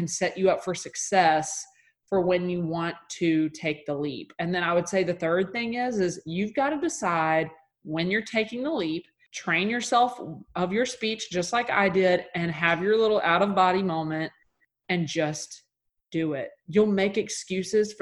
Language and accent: English; Mississippi, United States; I'm from Mississippi. That's just in my blood